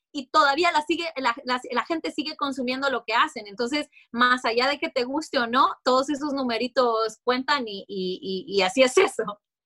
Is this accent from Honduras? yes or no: yes; Honduras; moved away as an adult; also born or lived in Orlando, Florida; now in United States; cuando yo llegué a este país, yo soy hondureña, entonces en Honduras vos creces